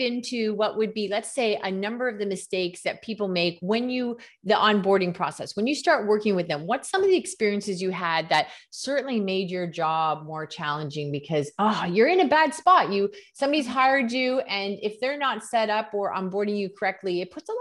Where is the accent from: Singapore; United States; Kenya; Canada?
Canada; first language English; I'm from Canada